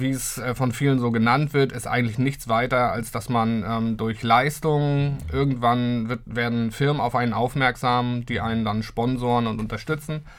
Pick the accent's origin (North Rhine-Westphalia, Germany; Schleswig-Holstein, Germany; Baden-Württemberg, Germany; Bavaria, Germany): Schleswig-Holstein, Germany; Lübeck; Ich bin gebürtiger Lübecker, richtig. Bin auch in Lübeck aufgewachsen. Ähm, ja, für mich eine Stadt, die ich eigentlich niemals verlassen wollte.